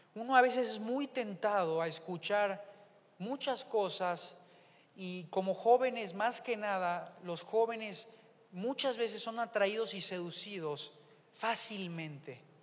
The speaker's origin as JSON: {"language": "Spanish", "country": "Mexico", "said": "el mexicano en relación al argentino, pues hablamos diferente"}